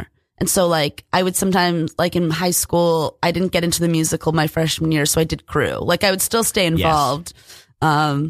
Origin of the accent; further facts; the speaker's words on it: New Zealand; I'm from New Zealand.